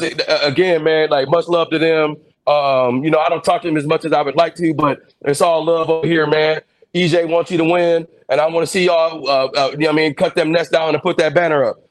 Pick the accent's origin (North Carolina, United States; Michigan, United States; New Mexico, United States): Michigan, United States; also born or lived in Mobile, Alabama / Detroit, Michigan / Ypsilanti, Michigan / Ann Arbor, Michigan; I grew up in Michigan